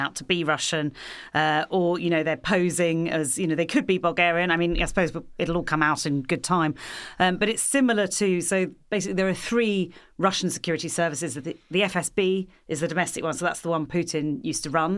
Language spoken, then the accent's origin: English; New Zealand; I'm a New Zealander